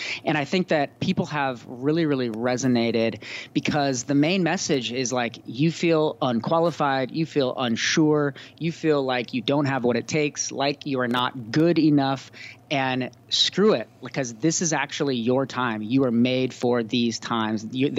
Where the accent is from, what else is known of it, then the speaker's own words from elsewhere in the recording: California, United States; moved away as an adult; also born or lived in Belfast, Northern Ireland / Cape Town, South Africa; I'm the author of a new book called Made for These Times. Bit of my story, I grew up in California, went to college down in Santa Barbara